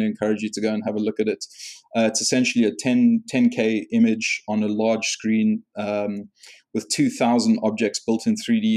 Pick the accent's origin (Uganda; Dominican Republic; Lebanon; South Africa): South Africa; moved away; I'm originally South African and I started work at a post place over there